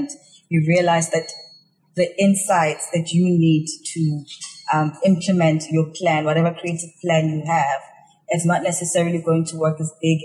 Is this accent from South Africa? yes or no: yes; South Africa; moved away as an adult; now in Hong Kong; I'm from South Africa and I'm quite connected to the public relations industry and the marketing industry that side